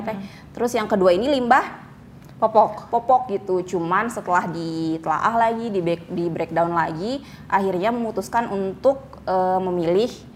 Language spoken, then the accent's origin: Indonesian; Bandung, West Java, Indonesia; moved away; also born or lived in Cicalengka; aslinya aslinya kota Bandung